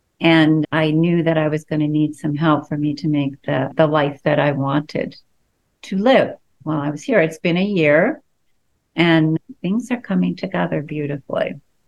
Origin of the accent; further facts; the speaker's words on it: East Coast, United States; also born or lived in Colorado; now in Washington, D.C., United States; And I'm from the East Coast originally, so I feel like I'm coming home.